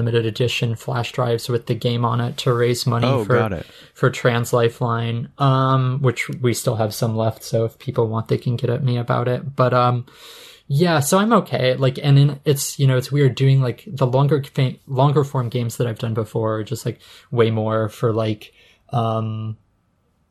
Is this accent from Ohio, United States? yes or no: no; Utah, United States; I grew up in Utah